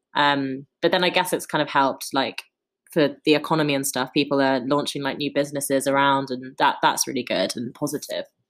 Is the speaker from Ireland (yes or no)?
no; London, United Kingdom; I kind of moved here when I was four years old